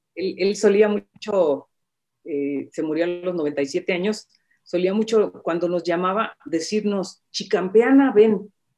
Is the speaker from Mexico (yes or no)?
yes; Michoacán, Mexico; yo nací en Michoacán